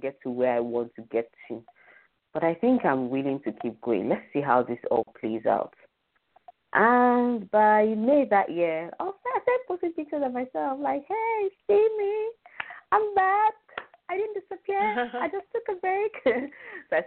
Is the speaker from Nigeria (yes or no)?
yes; Nigeria; as a Nigerian